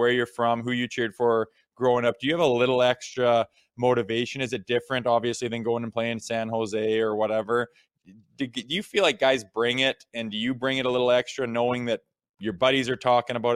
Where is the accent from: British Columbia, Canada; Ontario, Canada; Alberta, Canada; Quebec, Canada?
Ontario, Canada; Mississauga; being growing up in Mississauga and being a Leafs fan and stuff like that.